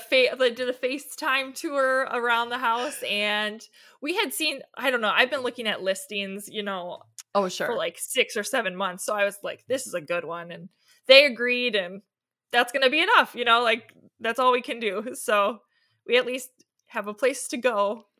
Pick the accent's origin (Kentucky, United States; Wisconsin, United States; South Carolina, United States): Wisconsin, United States; Milwaukee; moved away as an adult; now in Chesaning, United States; Well, I grew up in the Milwaukee area, and I went to Martin Luther College for college and met my husband out there.